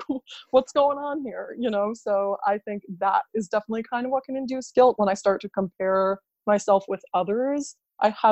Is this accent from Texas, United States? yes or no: no; New York, United States; I'm from New York